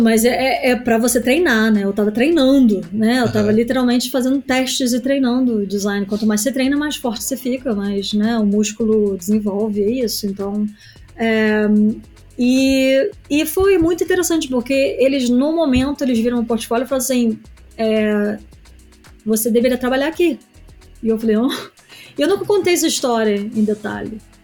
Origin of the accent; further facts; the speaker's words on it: Niterói, Rio de Janeiro, Brazil; moved away as an adult; also born or lived in New York, United States; now in London, United Kingdom; Eu vim de Niterói, uma cidade pequena